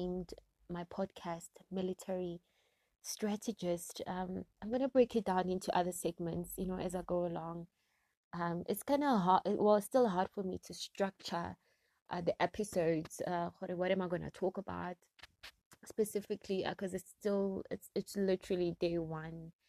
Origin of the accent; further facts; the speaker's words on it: Gauteng, South Africa; also born or lived in Springs, Gauteng; I am from South Africa. I am in Gauteng, to be precise, in the area called Springs, eGwatema.